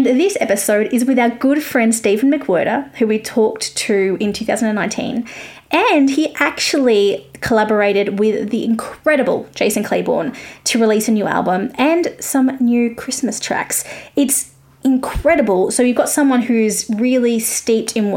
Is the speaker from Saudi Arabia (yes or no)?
no; Australia; accent: Australian; I'm Australian